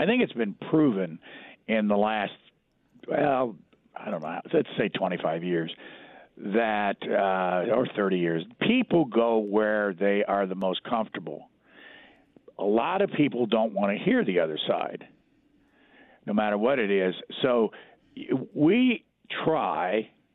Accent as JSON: {"language": "English", "town": "Lafayette", "region": "Indiana", "country": "United States", "tie": "born or raised there", "moved": "as an adult", "said": "I grew up in Lafayette, Indiana"}